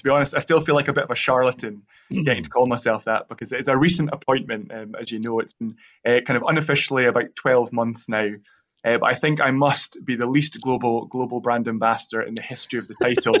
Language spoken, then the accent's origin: English; Craigellachie, Scotland, United Kingdom; my hometown, I'm from Craigellachie